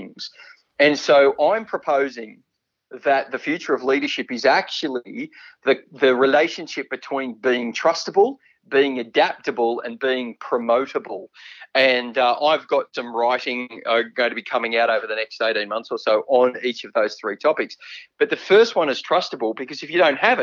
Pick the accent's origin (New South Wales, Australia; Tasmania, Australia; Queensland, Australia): New South Wales, Australia; Sydney; also born or lived in Victoria; We moved to Castle Hill in the northwestern suburbs of Sydney. That was pretty much the end of Sydney in the 80s. And I spent all of my primary school, high school and university life there